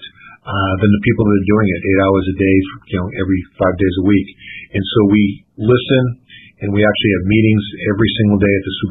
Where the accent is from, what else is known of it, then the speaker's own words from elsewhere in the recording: Sharon, Massachusetts, United States; I grew up in Sharon, Mass.